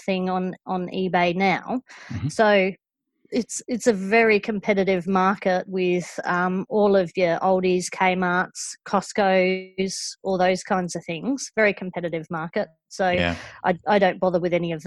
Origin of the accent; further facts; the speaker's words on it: England, United Kingdom; also born or lived in Western Australia; now in Victoria, Australia; the way that I say auction because I'm from England